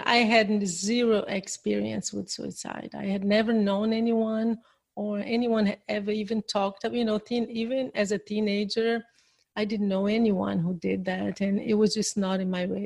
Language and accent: English; Brazil; English is a second language; I'm from Brazil. But I speak English